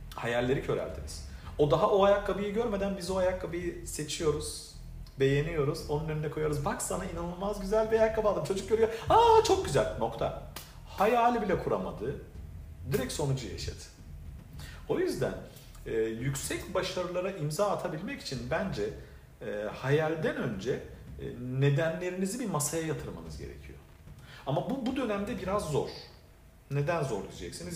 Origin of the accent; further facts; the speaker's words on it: Adana, Turkey; moved away as an adult; also born or lived in Şanlıurfa / Istanbul; now in Miami, United States; ben 1982 Urfa doğumluyum. E, babam Urfalı, annem Gaziantep'li fakat yaşantım e, çok sevdiğim bir şehir olan ve bütün hayatımın neredeyse e, ilk böyle önemli yıllarının geçtiği, ilk 20-21 yılının geçtiği e, Adana'da e, büyüdüm.